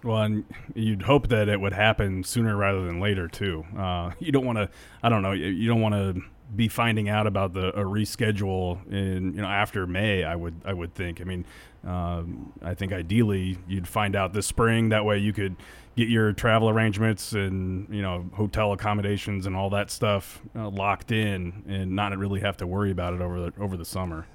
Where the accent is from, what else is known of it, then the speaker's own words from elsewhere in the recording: Ogallala, Nebraska, United States; growing up in Ogallala, it was all Denver stations